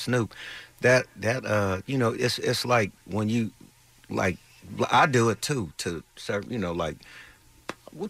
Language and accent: English; Long Beach, California, United States; I'm from Long Beach